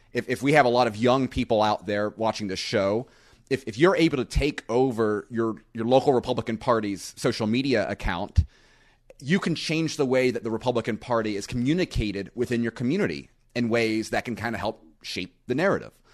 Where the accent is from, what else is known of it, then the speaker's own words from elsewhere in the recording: Panama City Beach, Florida, United States; where I live in Panama City Beach